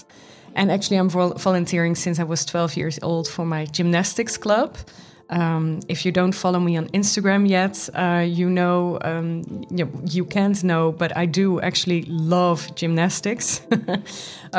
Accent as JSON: {"language": "English", "town": "Goes", "region": "Zeeland", "country": "Netherlands", "tie": "born or raised there", "moved": "yes", "lives_now": "Amsterdam, Netherlands", "said": "I was born in Goes, which is in the Netherlands, in the south of the Netherlands. And my mother raised me alone"}